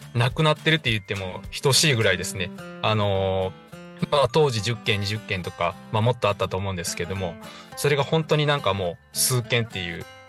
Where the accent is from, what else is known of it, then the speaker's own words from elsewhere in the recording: Higashikagawa, Kagawa, Japan; now in Kobe, Japan; 香川県東かがわ市の、 えー、 実家に戻って